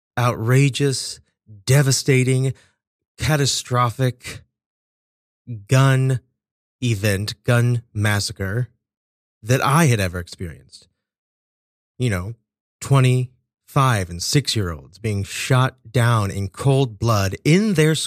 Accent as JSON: {"language": "English", "town": "Kansas City", "country": "United States", "tie": "born or raised there", "said": "my hometown of Kansas City"}